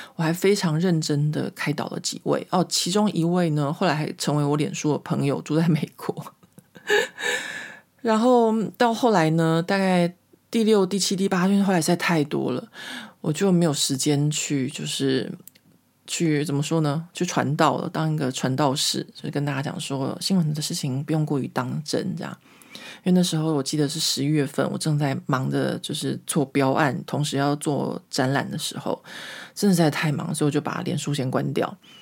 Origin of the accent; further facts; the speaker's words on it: Taiwan; moved away as an adult; now in Paris, France; 因为我离开台湾的事情很久了，或者说我小时候就长大在一个民风保守的台湾